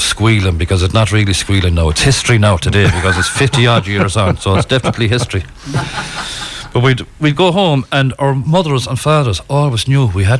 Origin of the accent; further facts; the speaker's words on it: Galway, Connacht, Ireland; I'm also from Finbarr's Terrace, where Rita's from.